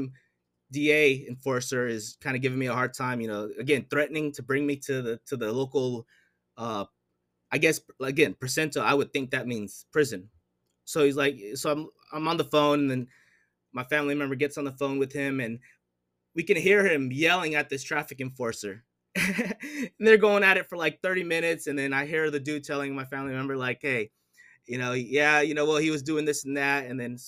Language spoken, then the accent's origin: English; United States; I'm from the States